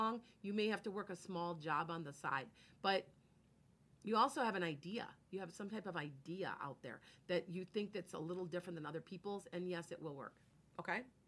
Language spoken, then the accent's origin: English; Midwest, United States; accent: Midwestern; I have Midwestern accent